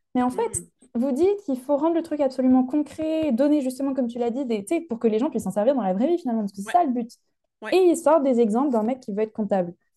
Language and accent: French; Lyon, Auvergne-Rhône-Alpes, France; now in United Kingdom; je viens de Lyon en France et j'habite au Royaume-Uni